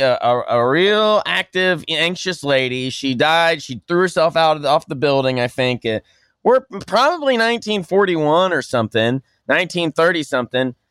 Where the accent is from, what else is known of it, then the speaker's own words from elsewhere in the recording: Tulsa, Oklahoma, United States; I'm from Oklahoma, and I'm in Oklahoma. There's a hotel. I'm from Tulsa